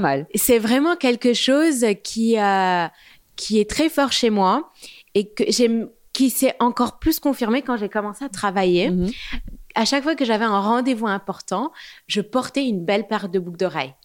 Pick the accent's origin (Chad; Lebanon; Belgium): Lebanon; Beirut, Beirut Governorate; moved away as an adult; also born or lived in London, United Kingdom; now in Paris, France; j'ai grandi à Beyrouth jusqu'à l'âge de 18 ans.